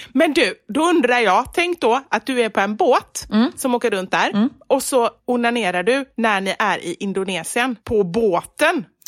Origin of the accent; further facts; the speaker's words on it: Gothenburg, Västra Götaland, Sweden; accent: Gothenburg dialect (göteborgska); now in Stockholm, Sweden; Och sen är jag faktiskt nöjd med göteborgskan också.